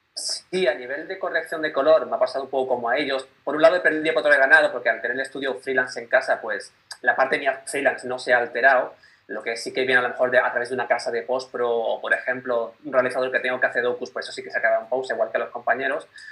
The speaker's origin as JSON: {"language": "Spanish", "town": "Málaga", "region": "Andalusia", "country": "Spain", "moved": "yes", "lives_now": "Barcelona, Spain", "said": "vivo en Barcelona, aunque soy de Málaga"}